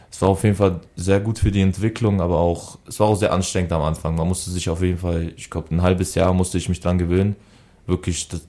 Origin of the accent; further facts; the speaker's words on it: Berlin, Germany; also born or lived in Augsburg / Bremen; kann ich kann ich Berlin als Heimatstadt zählen. Weil in Augsburg war ich zwei Jahre, da wo ich geboren bin, Seifeld, kenne ich nicht mehr und Bremen war ich auch, weiß ich nicht, war ich glaube ich genauso lange in Berlin